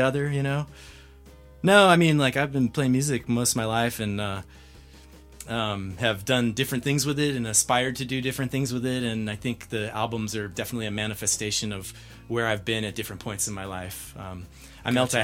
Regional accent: San Diego, California, United States; moved away as an adult; also born or lived in Salt Lake City / Gold Hill, Colorado; now in Lyons, United States; I'm originally from San Diego. I grew up there and lived most of my life to date there, and moved to Colorado about three and a half years ago.

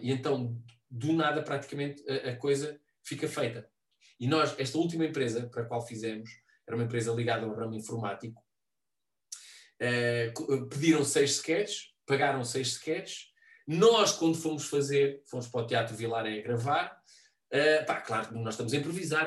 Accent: Figueira de Castelo Rodrigo, Centro, Portugal; moved away as an adult; also born or lived in Guarda; now in Lisbon, Portugal; eu tenho sede em Figueira de Castelo Rodrigo, que é, é a minha, a minha terra, portanto, na casa da, da, da minha mãe como morada.

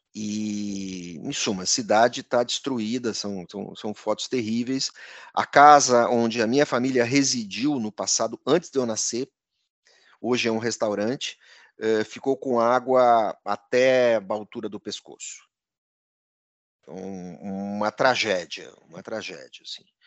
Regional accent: Encantado, Rio Grande do Sul, Brazil; a cidade de Encantado, onde eu fui criado

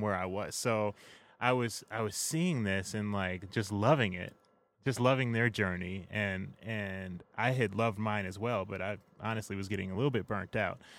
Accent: Chicago, Illinois, United States; I am from Hyde Park, Chi-Town, all the way through

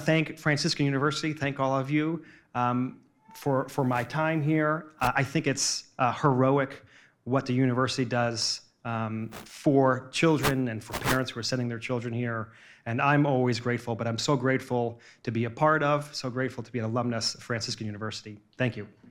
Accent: New Jersey, United States; also born or lived in New York City; I grew up in New Jersey and, and worked in Manhattan

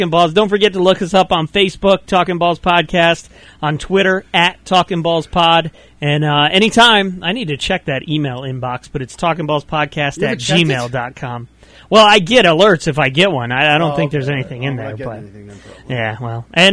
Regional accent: just outside of Orlando, Florida, United States; I grew up just outside of Orlando

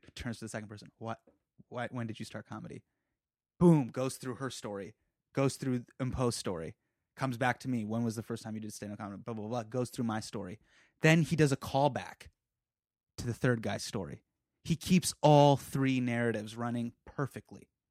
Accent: United States; we're from America

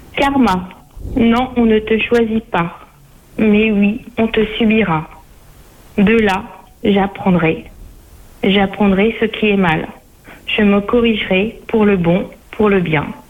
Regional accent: Normandy, France; je suis de Normandie

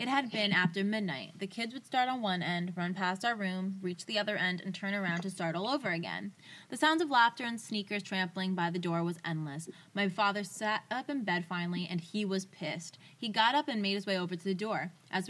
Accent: Woburn, Massachusetts, United States; I grew up in Woburn, Massachusetts, in a house where my grandmother lived with us in her own in-law apartment in the basement.

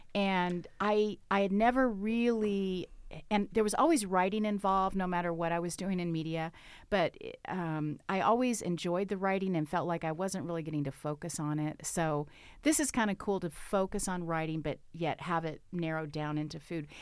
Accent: Arkansas, United States; now in Bend, United States; I have a lake house where I grew up back in Arkansas

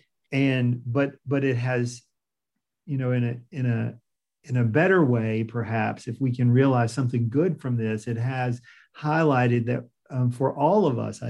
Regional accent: Piedmont Triad, North Carolina, United States; I grew up in the Piedmont Triad

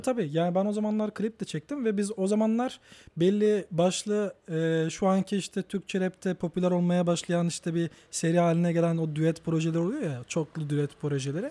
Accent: Batman, Batman Province, Turkey; also born or lived in Kütahya / Ankara; now in Istanbul, Turkey; ben doğduğumda merkezde doğdum. Batman Batman merkezde doğdum.

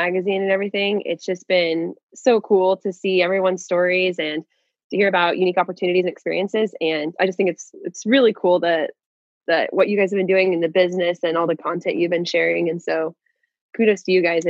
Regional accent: Hill City, Kansas, United States; moved away as an adult; also born or lived in Hawaii / Alaska; I grew up on a farm. I grew up in a very small community. There was when I say go to town, it's a little town called Hill City

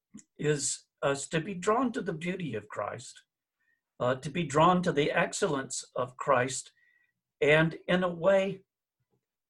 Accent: the South, Southern United States, United States; as a Southerner

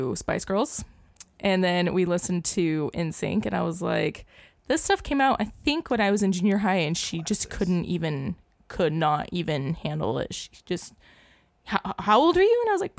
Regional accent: Boring, Oregon, United States; born or raised there

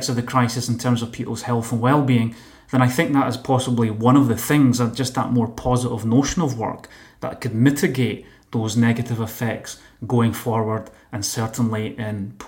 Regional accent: Motherwell, Scotland, United Kingdom; now in Barcelona, Spain; we're from neighbouring towns in Scotland. I'm from Motherwell

